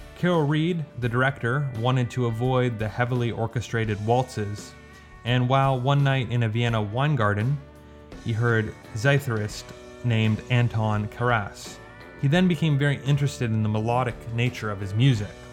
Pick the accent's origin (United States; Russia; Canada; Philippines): Canada; I'm Canadian, but I don't speak French that well.